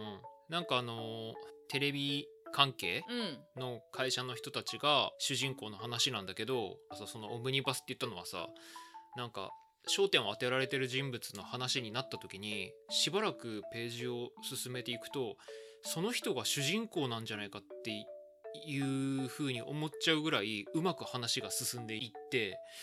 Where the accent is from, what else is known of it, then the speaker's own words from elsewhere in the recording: Fukushima, Japan; 私は福島出身